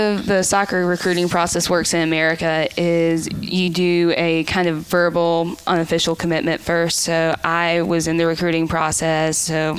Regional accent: Hickory, North Carolina, United States; moved away as an adult; I have a Lincolnton address, but I typically say I'm from Hickory. It's kind of a little bit bigger, and it's weird with counties, but I'm in Catawba County, which is where Hickory is, not Lincoln County, where Lincolnton is

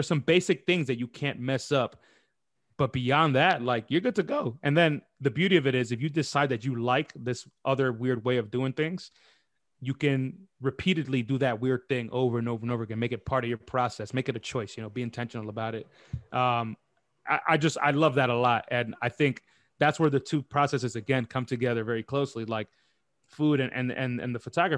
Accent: New York City, New York, United States; moved away as an adult; now in London, United Kingdom; I'm born and raised in New York City. I'm from uptown Washington Heights.

